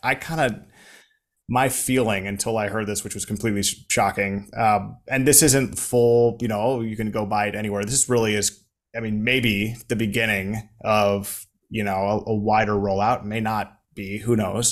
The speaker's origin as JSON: {"language": "English", "country": "United States", "moved": "yes", "lives_now": "Saudi Arabia", "said": "as an American"}